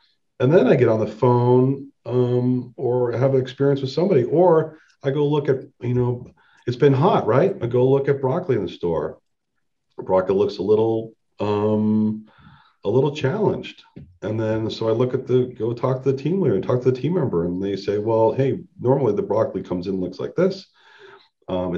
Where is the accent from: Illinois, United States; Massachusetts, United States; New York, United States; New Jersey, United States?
Massachusetts, United States; Boston; I grew up in Boston